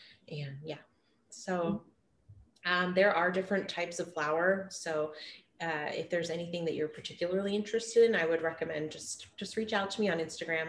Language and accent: English; Hoopa, California, United States; And where I grew up in Hoopa, it was a major trade hub.